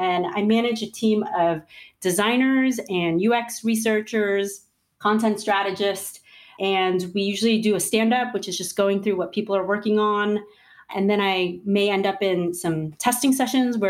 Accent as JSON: {"language": "English", "region": "New York", "country": "United States", "tie": "born or raised there", "said": "I grew up in New York."}